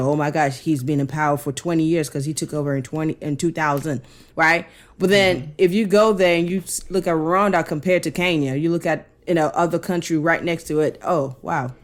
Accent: Cameroon; moved away; my home country, yeah, Cameroon

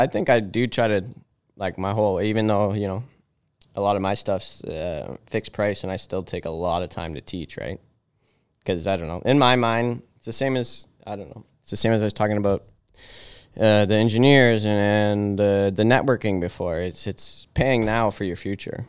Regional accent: Aurora, Ontario, Canada; I grew up in Aurora here

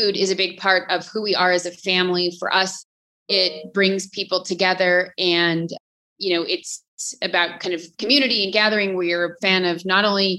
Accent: Seattle, Washington, United States; Originally from Seattle. That's where I was born and raised

